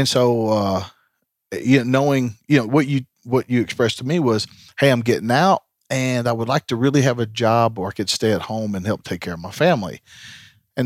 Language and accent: English; Tennessee, United States; Tennessee's home